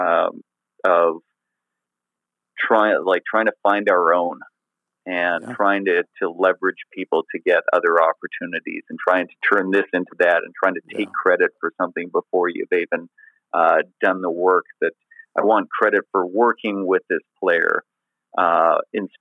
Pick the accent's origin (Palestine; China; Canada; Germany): Canada; being Canadian.